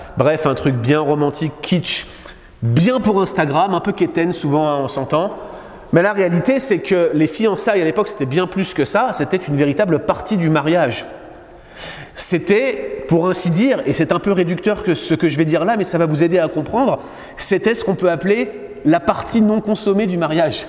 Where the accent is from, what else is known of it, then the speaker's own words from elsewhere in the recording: France; now in Quebec, Canada; en France, dans mon pays d'origine